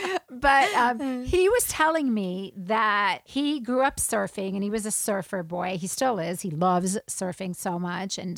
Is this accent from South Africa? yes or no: yes; South Africa; I grew up in South Africa